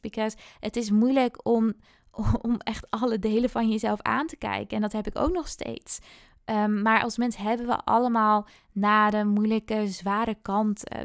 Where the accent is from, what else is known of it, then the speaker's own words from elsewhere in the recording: Friesland, Netherlands; moved away as an adult; now in Amsterdam, Netherlands; Ik kom uit Friesland oorspronkelijk